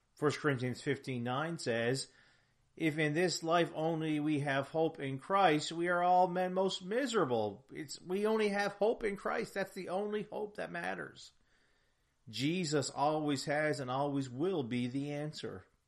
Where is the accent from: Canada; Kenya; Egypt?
Canada; I'm proud of that heritage as a Canadian.